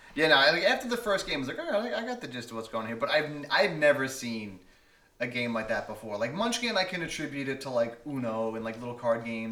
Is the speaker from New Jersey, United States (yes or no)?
no; New York, United States; moved away; I'm from New York